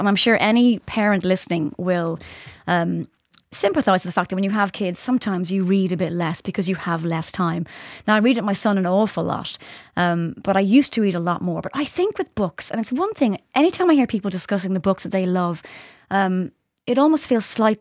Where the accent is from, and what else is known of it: Ireland